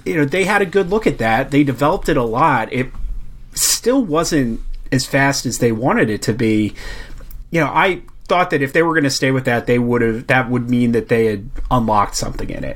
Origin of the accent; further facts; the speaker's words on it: United States; being an American